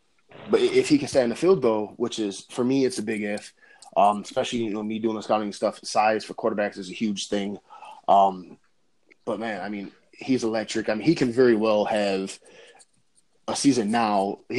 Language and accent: English; Detroit, Michigan, United States; Detroit who – granted, it's my hometown team